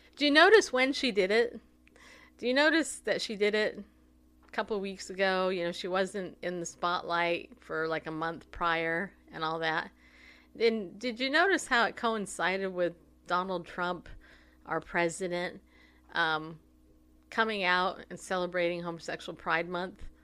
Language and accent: English; United States; as American Christians